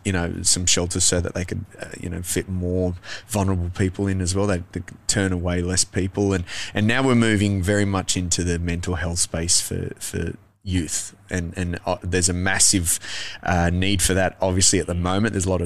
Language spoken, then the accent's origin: English; Adelaide, South Australia, Australia; I grew up in Adelaide